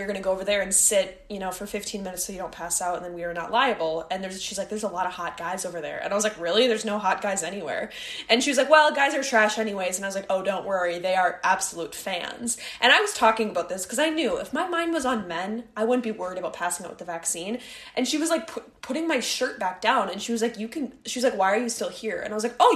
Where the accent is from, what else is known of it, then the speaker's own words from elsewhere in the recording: Midwest, United States; moved away as an adult; now in New York, United States; We're from the Midwest.